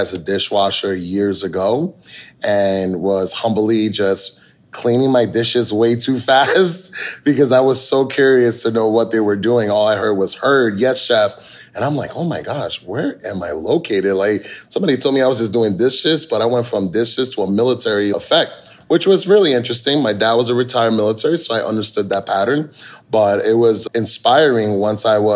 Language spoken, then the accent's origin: English; Hudson Valley, New York, United States; now in Tampa, United States; I originally grew up in New York. I'm from Hudson Valley area, and I grew up with food